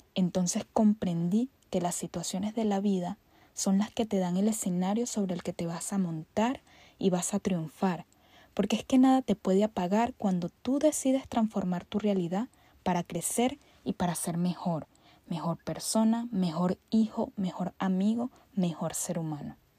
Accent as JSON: {"language": "Spanish", "town": "Caracas", "region": "Capital District", "country": "Venezuela", "tie": "born or raised there", "said": "Nací un 9 de diciembre a las 7.40 de la mañana en Caracas, Venezuela"}